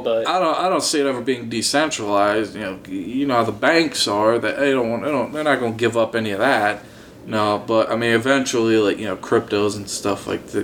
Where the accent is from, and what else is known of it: Kansas City, Kansas, United States; born or raised there